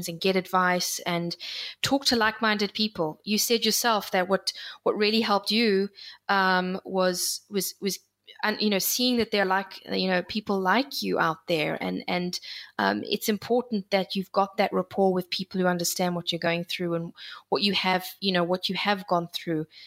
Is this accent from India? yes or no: no; South Africa; I grew up in South Africa. I moved from one part of South Africa to another